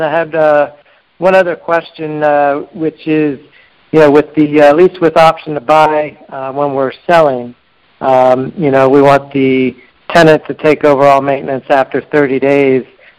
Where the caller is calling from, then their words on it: Tampa, Florida, United States; Tampa, Florida.